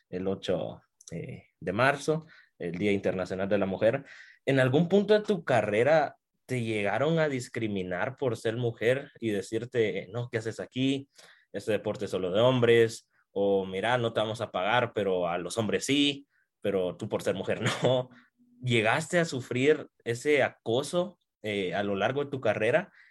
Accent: Guatemala; yo soy de Guatemala, evidentemente no, no nunca he viajado a, Colombia, pero acá en Guatemala el racquetball

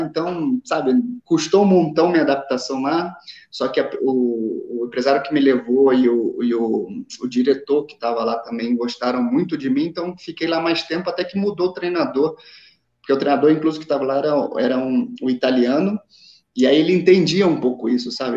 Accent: São Paulo, Brazil; accent: carioca; moved away as an adult; also born or lived in São João de Meriti, Rio de Janeiro / Itaguaí, Rio de Janeiro; now in Guatemala; quando era adolescente fui, fui jogar num time em São Paulo e, e aí cresci, praticamente cresci, vivi maior tempo aí em São Paulo, desde os meus 10, 10 11 anos de idade

